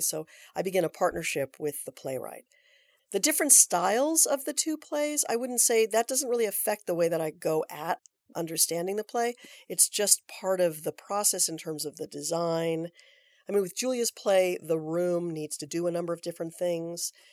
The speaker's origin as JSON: {"language": "English", "town": "Aptos", "region": "California", "country": "United States", "tie": "born or raised there", "said": "I grew up in Aptos, California"}